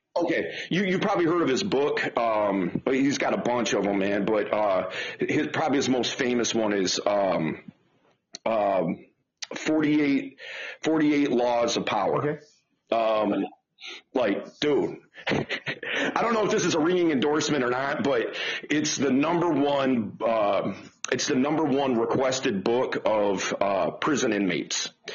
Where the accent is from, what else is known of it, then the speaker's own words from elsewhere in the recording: Detroit, Michigan, United States; I'm from Detroit. Uh, grew up in Detroit, uh, still in Detroit